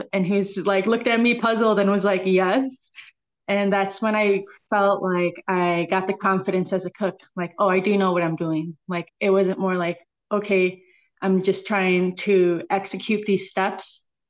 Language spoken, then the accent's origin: English; San Diego, California, United States; now in Chicago, United States; I hail from San Diego, but I truly call Chicago my home. I've been here for fourteen years now.